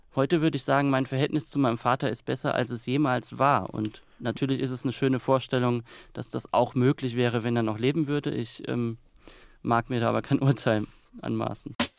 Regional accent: Kaiserslautern, Rhineland-Palatinate, Germany; moved away; ich möchte jetzt auch gar nicht mehr in Kaiserslautern leben, auch wenn es meine Heimat ist und bleibt

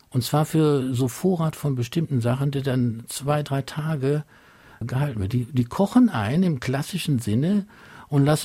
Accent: Mönchengladbach, North Rhine-Westphalia, Germany; In Großstädten teilweise, so Mönchengladbach, wo ich herkomme, ist es sehr, sehr schwierig, außerhalb der professionellen Einkaufsmöglichkeiten einen einfachen, ordentliches Stück Fisch zu bekommen.

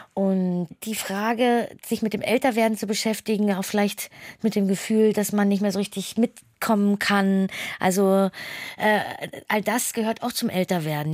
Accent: Hamburg, Germany; für mich als Hamburgerin

